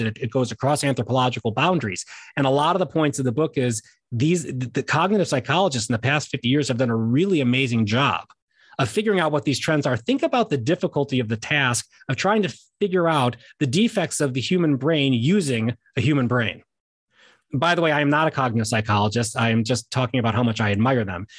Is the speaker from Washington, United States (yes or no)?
no; Chicago, Illinois, United States; I'm from Chicago